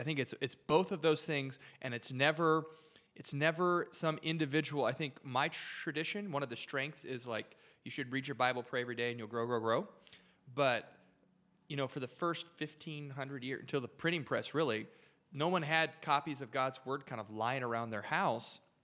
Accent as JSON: {"language": "English", "area": "about twenty-five minutes from Windsor", "region": "Michigan", "country": "United States", "tie": "born or raised there", "said": "I grew up about twenty-five minutes from the border, uh, shout out Windsor, Canada"}